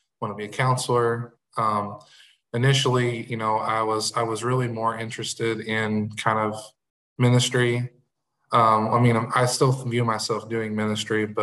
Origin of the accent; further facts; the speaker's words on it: Marion, Illinois, United States; I was born and raised in Marion, Illinois, which is in Southern Illinois